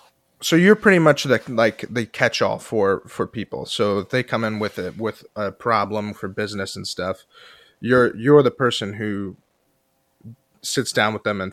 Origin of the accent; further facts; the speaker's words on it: Allen County, Indiana, United States; I'm from Allen County